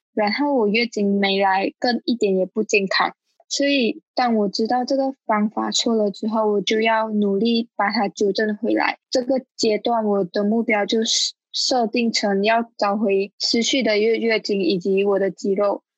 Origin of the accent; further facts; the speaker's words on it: Malaysia; moved away as an adult; now in Taiwan; 我来自马来西亚，然后我目前在台湾的大学念书，